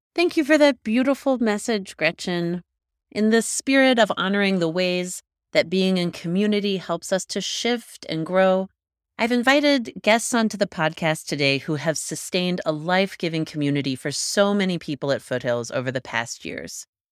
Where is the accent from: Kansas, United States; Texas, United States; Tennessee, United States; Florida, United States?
Kansas, United States; now in Colorado, United States; I'm from Kansas, just north of your home of Oklahoma